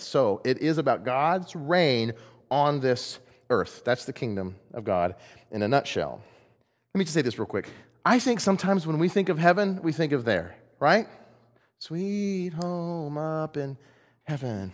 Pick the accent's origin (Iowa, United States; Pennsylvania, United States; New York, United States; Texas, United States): Texas, United States; I'm from Texas. I'm not Greek.